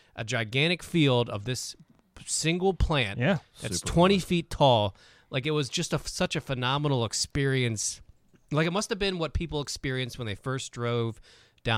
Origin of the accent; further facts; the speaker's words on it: Harford County, Maryland, United States; I grew up in Harford County in a rural area in the Darlington, Churchville